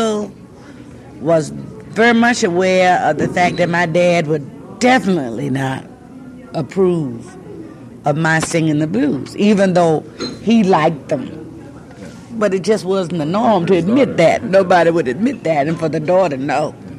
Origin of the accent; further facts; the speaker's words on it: Portsmouth, Virginia, United States; moved away as an adult; now in Los Angeles, United States; I was 220 miles from home. I was from Portsmouth